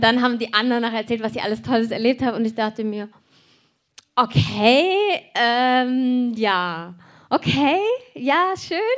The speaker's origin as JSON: {"language": "German", "town": "Cologne", "region": "North Rhine-Westphalia", "country": "Germany", "tie": "born there", "said": "Und dieser Ort ist genau eine Stunde weg von wo ich geboren bin in Köln."}